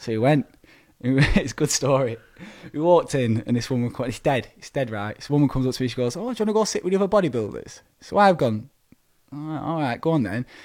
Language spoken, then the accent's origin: English; Preston, North West England, United Kingdom; my hometown, P C A, Preston.